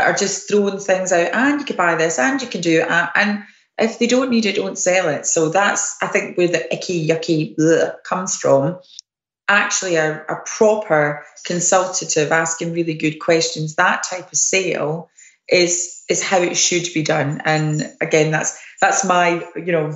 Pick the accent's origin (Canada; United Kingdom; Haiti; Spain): United Kingdom; Scotland; I'm Scottish